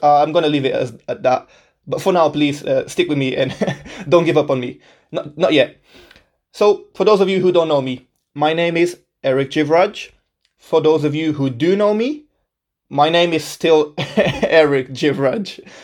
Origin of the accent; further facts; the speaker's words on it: Portugal; moved away as an adult; also born or lived in Birmingham, England; now in England; I was born and raised in Portugal my whole life.